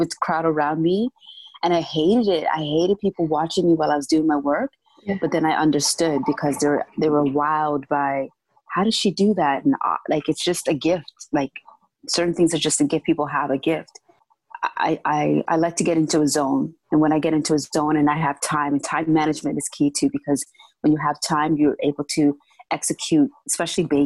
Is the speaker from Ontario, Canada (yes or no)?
yes; Toronto, Ontario, Canada; I grew up in downtown Toronto